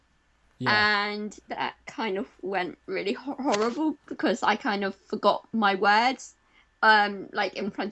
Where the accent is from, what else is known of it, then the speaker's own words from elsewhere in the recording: Paignton, South West England, United Kingdom; I'm from Devon.